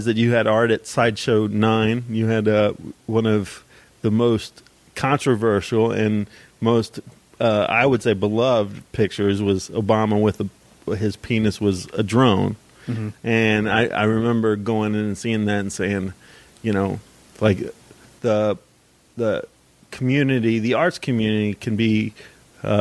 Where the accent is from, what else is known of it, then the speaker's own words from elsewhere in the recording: Dayton, Ohio, United States; I grew up in East Dayton